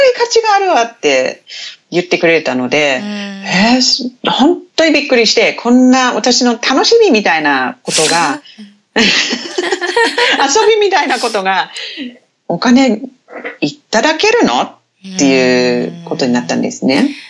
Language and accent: Japanese; Te Anau, Southland, New Zealand; Japanese is a second language; moved away as an adult; now in Japan; 私のふるさとっていう町はテアナウっていう町なんですけど